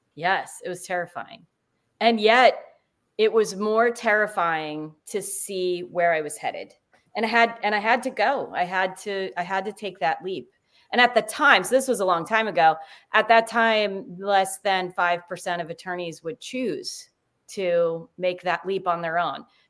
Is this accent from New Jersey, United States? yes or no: yes; New Jersey, United States; I'm from New Jersey